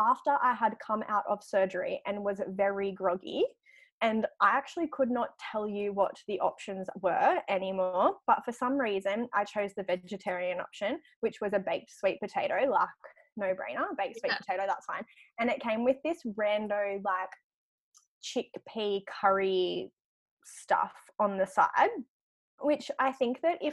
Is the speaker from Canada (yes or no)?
no; Grafton, New South Wales, Australia; now in Gold Coast, Australia; I grew up in Grafton